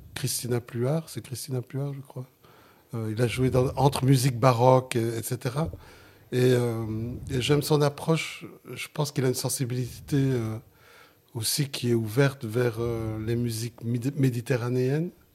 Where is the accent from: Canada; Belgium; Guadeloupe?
Belgium; Genk, Flanders; first language Sicilian; French is a second language; Je suis né en Belgique, je suis né dans Limbourg, en, Flandre, à Waterskay